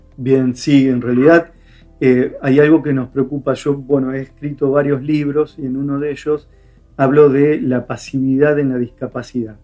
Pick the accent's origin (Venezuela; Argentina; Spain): Argentina; Firmat, Santa Fe; otro que vive en Firmat, donde yo nací, una, ciudad pequeña.